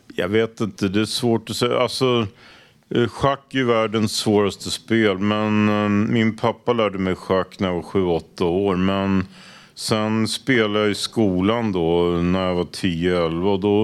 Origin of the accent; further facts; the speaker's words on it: Stockholm, Stockholm County, Sweden; jag är uppvuxen i Råk, så jag gick i Snösätraskolan